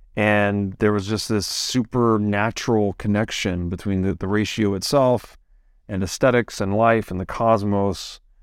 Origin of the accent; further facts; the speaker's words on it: the South, United States; I grew up in the Christian South